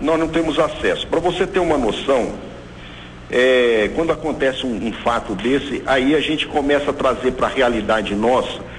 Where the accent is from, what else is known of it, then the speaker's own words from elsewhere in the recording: Brazil; nós como brasileiros